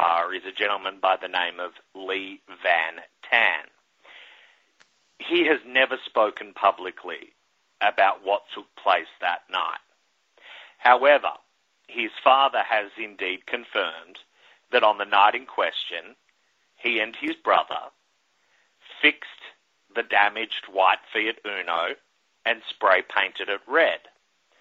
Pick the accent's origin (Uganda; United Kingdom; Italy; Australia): Australia; now in New York City, United States; as a kid growing up in Australia